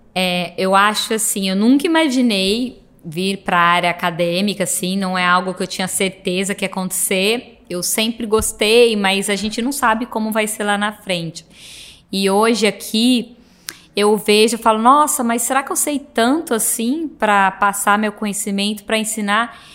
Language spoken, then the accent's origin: Portuguese; Cássia, Minas Gerais, Brazil; moved away; minha cidade é muito pequena, sou de uma, uma cidade do interior de Minas, chama Santa Rita de Cássia